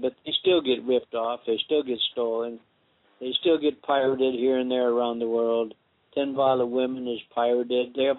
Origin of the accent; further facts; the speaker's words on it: St. Paul, Minnesota, United States; I was born in Minnesota also, St. Paul